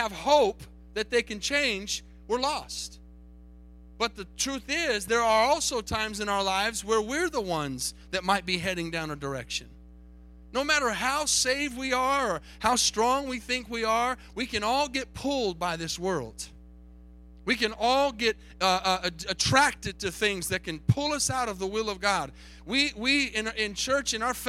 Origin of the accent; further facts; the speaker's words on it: Tucson, Arizona, United States; moved away; I grew up in Tucson, Arizona